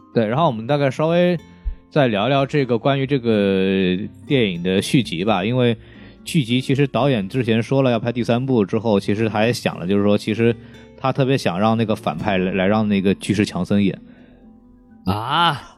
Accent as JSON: {"language": "Chinese", "country": "China", "said": "我们中国人"}